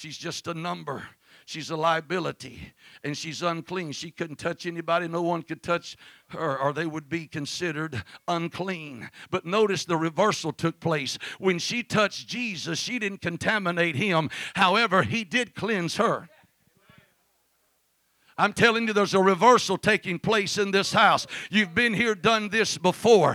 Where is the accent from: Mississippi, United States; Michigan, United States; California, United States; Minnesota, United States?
Mississippi, United States; I'm from Mississippi